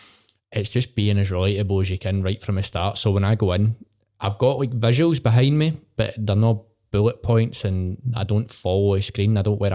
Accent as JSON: {"language": "English", "town": "Port Glasgow", "region": "Scotland", "country": "United Kingdom", "tie": "born or raised there", "said": "I love it, mate. I love where I'm from. Honestly, it gets slated all the time."}